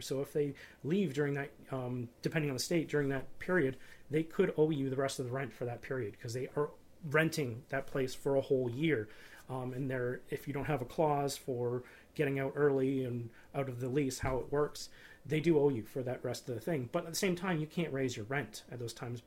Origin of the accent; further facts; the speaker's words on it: Canada; being a Canadian investor that's moved to being an American investor